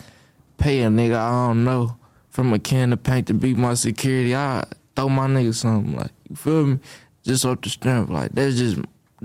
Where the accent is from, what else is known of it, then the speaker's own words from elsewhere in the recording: Detroit, Michigan, United States; I'm glad I grew up in Detroit